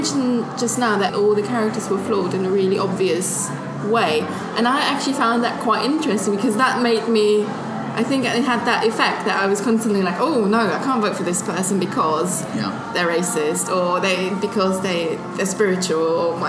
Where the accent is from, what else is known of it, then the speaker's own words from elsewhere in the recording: Germany; now in United Kingdom; I'm from Germany, and we have a different system